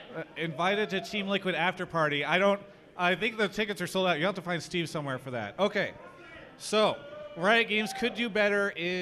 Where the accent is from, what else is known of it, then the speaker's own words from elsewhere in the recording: Canada; I'm from Canada.